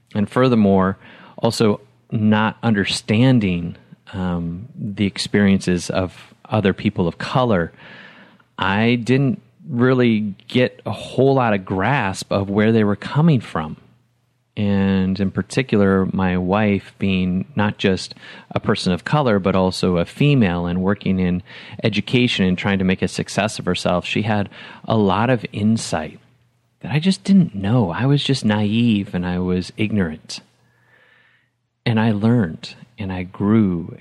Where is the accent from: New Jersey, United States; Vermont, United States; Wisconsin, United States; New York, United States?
Wisconsin, United States; moved away as an adult; also born or lived in Huntsville, Alabama / Atlanta; I was raised in Wisconsin